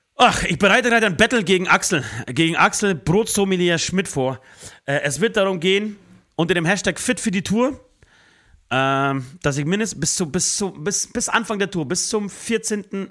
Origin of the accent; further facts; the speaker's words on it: Speichersdorf, Bavaria, Germany; das ist ein kleines Dorf außerhalb von Speichersdorf, da wo ich herkomme